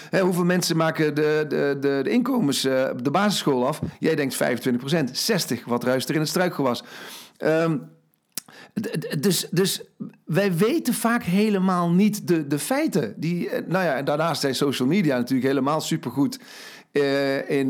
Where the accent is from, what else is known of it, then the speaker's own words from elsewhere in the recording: Limburg, Netherlands; Overigens, ik kom uit Limburg, hè?